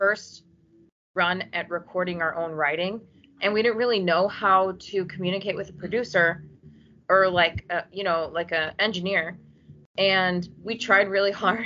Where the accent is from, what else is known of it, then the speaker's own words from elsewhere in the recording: Chicago, Illinois, United States; I'm from Chicago